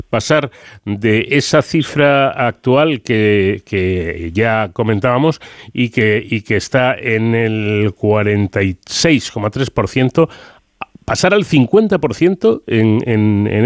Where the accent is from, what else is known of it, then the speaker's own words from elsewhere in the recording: Spain; lo generosos que somos los españoles